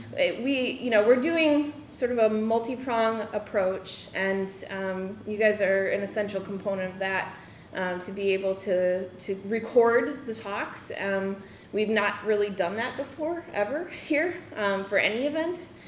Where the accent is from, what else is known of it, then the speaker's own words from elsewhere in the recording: Midwest, United States; I grew up in the Midwest myself